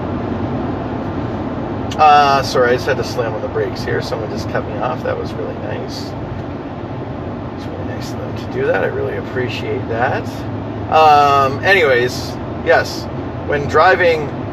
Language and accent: English; Ontario, Canada; also born or lived in London, Ontario; now in River Hebert, Nova Scotia, Canada; we're from Ontario